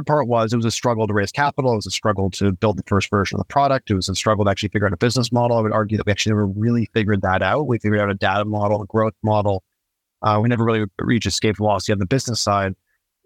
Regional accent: Niagara Falls, Ontario, Canada; I grew up in Niagara Falls on the Canadian side, so very close to Buffalo

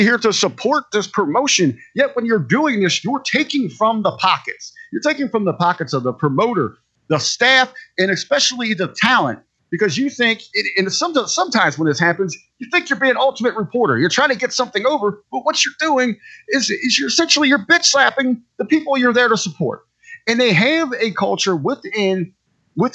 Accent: Cincinnati, Ohio, United States; now in Northern Ohio, United States; I'm born and raised in Cincinnati

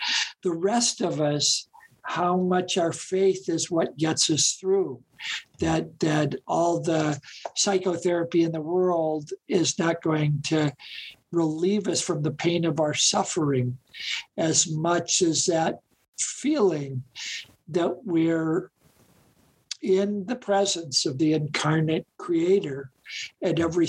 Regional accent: Gary, Indiana, United States; where I grew up in Gary, Indiana

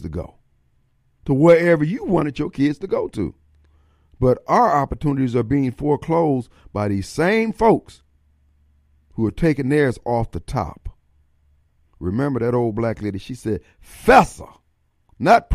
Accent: Joliet, Illinois, United States; growing up in Joliet, Illinois

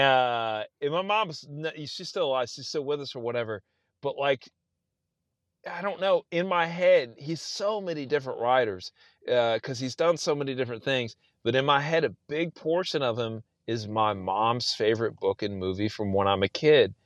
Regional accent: South Texas, United States; moved away as an adult; also born or lived in Austin, Texas; now in Indiana, United States; I'm from South Texas

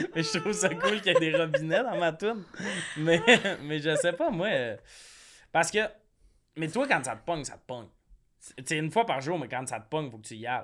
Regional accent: Quebec, Canada; now in Montreal, Canada; moi, genre, je viens du Lac-Saint-Jean

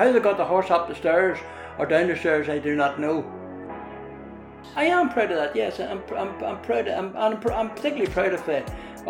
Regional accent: Newry, Northern Ireland, United Kingdom; I'm from Linenhall Square. I was reared in Linenhall Square, yeah.

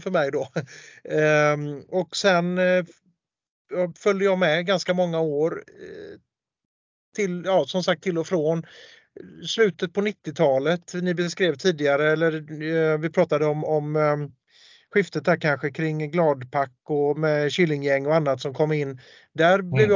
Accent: Gothenburg, Västra Götaland, Sweden; Jag är ju göteborgare

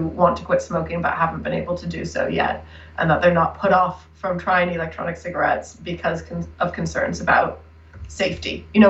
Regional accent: United States; now in United Kingdom; And as you might be able to tell from my accent, which is now a little bit of a hybrid, I've lived in the UK for quite a while now, but was raised in the US.

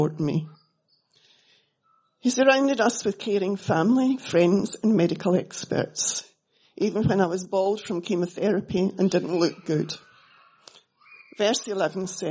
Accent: Scotland, United Kingdom; moved away as an adult; also born or lived in Melbourne, Australia; now in Australia; I was brought up in Scotland, as you can hear

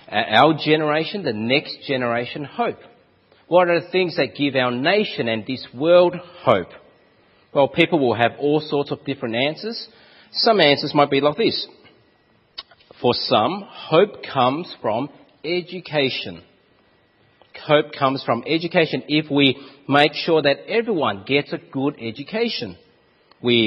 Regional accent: Australia; accent: Aussie; my Aussie accent

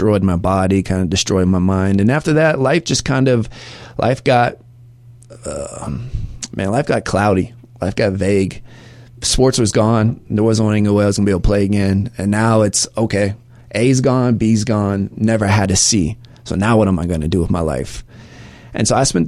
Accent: near Orlando, Florida, United States; also born or lived in Atlanta, Georgia; I'm from Atlanta, Georgia. I grew up most of my life, though, right outside of Orlando, Florida.

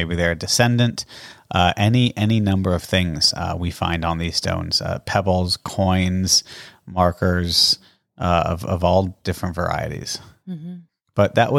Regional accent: Canada; born there; found out I was born in Canada.

